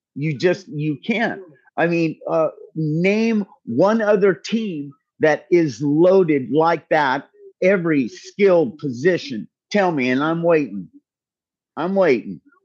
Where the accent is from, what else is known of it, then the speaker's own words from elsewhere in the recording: Bay Area, California, United States; I grew up in the Bay Area in the seventies.